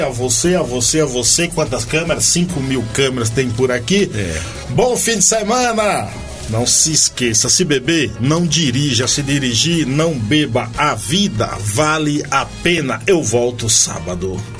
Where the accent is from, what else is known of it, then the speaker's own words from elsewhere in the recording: Paiaiá, Bahia, Brazil; moved away; sou do Paiá, que sou matuto